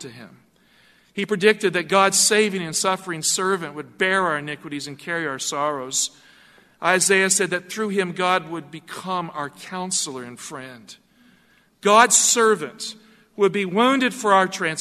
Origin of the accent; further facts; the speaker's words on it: Galax, Virginia, United States; In my hometown of Galax, Virginia